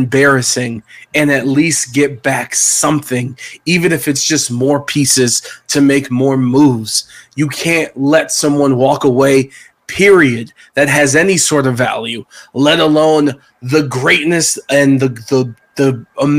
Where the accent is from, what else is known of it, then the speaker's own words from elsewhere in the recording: Cleveland, Ohio, United States; I'm from Cleveland